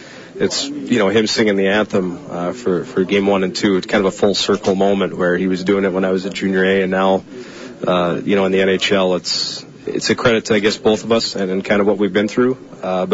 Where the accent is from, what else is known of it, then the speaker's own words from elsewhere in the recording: Lakeland area, St. Paul / Elk Point, Alberta, Canada; We're both from the Lakeland area, from St. Paul, from Elk Point.